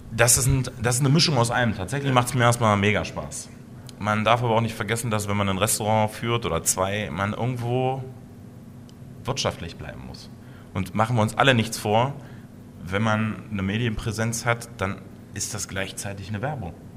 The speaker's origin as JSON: {"language": "German", "town": "Blankenburg", "region": "Saxony-Anhalt", "country": "Germany", "tie": "born or raised there", "said": "in meinem Heimatort Blankenburg"}